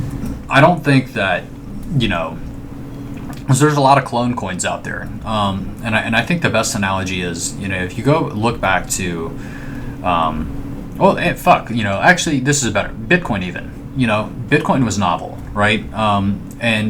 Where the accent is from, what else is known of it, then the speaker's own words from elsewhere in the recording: Alabama, United States; I'm from Alabama